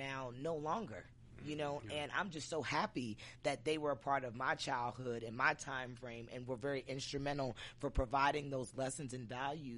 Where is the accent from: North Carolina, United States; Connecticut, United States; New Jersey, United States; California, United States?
New Jersey, United States; I grew up in Jersey